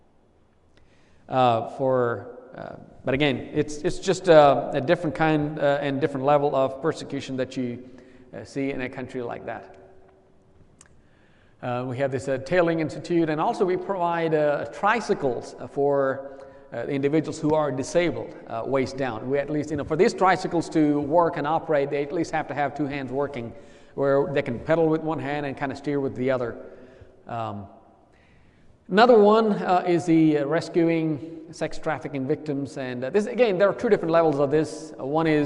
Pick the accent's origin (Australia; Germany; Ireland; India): India; traveled 3,500 miles two-way to get baptized in my home state